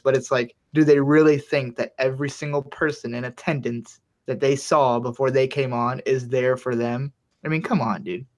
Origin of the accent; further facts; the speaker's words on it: Miami, Florida, United States; I'm from Miami.